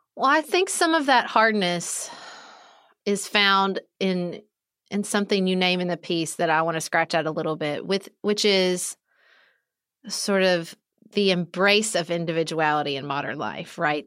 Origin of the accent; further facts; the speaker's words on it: Kentucky, United States; moved away as an adult; when I moved back to my hometown, even though it was my hometown and I had friends here, I joined basically, like, our version of junior league, which is still very popular here where I live in Kentucky